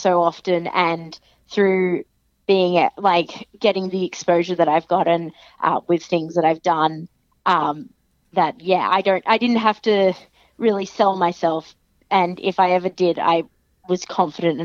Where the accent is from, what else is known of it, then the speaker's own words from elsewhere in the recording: Australia; I'm Australian